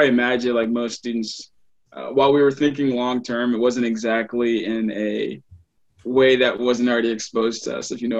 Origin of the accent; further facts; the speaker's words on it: Baton Rouge, Louisiana, United States; moved away as an adult; now in New Jersey, United States; originally I'm from Baton Rouge, Louisiana